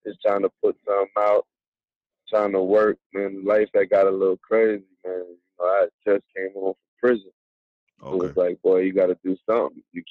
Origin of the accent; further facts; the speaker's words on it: New York City, New York, United States; I'm from Brooklyn